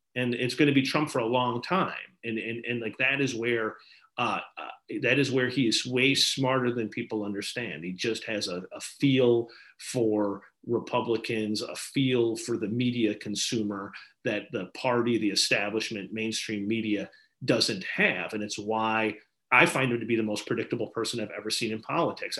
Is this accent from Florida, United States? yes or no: no; Wisconsin, United States; moved away; also born or lived in Maine; my home state of Wisconsin